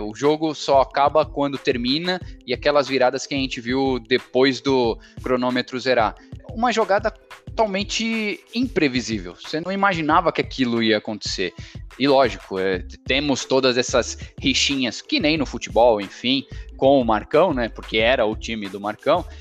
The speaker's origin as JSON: {"language": "Portuguese", "country": "Brazil", "tie": "born or raised there", "said": "Eu nasci no Brasil, sou brasileiro"}